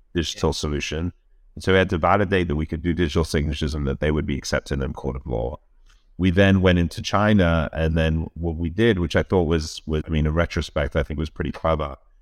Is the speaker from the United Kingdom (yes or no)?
yes; London, United Kingdom; moved away as an adult; now in United States; I grew up in London all my life.